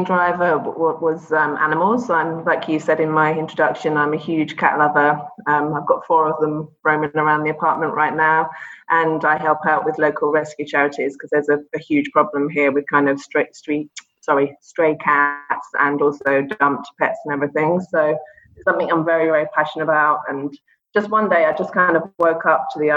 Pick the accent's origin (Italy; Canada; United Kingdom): United Kingdom; London; moved away as an adult; also born or lived in Dubai, UAE; now in Abu Dhabi, UAE; I'm from London originally, London in England.